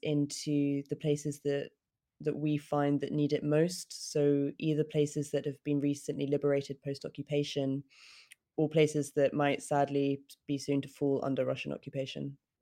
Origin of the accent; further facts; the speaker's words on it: United Kingdom; for me to get through as a British woman